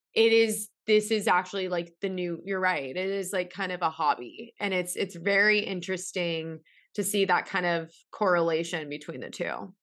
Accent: San Diego, California, United States; I'm from San Diego

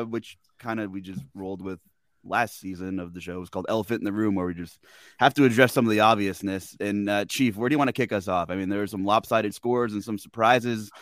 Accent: Pennsylvania, United States; also born or lived in Long Island, New York; I was born in Long Island, grew up in Pennsylvania, where I'm the Jew in the Poconos

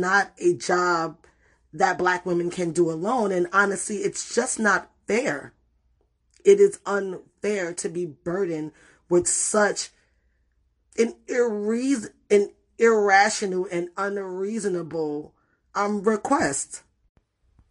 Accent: New York City, New York, United States; moved away; also born or lived in Puerto Rico; I grew up in the Bronx

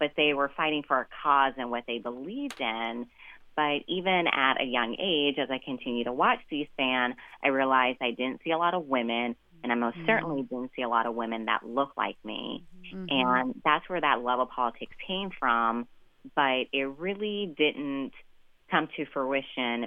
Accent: Nevada, United States; Nevada, my home state

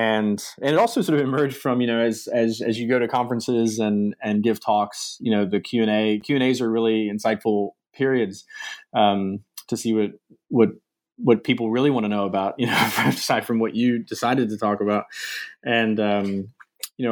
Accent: Virginia, United States; I grew up in Virginia, in the U.S., sort of coastal Virginia area, Chesapeake Bay, and stayed in Virginia for my undergraduate education

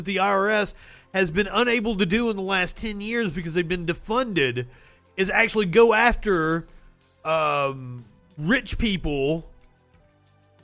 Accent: Eastern Kentucky, United States; I'm from Eastern Kentucky, where the coal industry was allowed to just pump coal sludge into the water for fucking decades

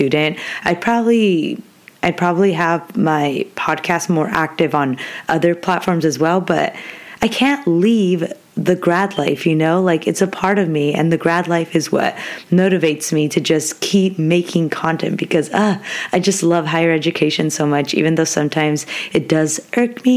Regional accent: Orange County, California, United States; moved away as an adult; now in Stanislaus County, United States; I'm living like 6-7 hours away from my hometown because I'm originally from Orange County

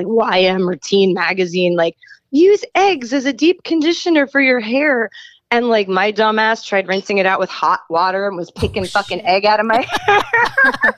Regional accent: Long Island, New York, United States; I grew up in New York. I grew up on Long Island

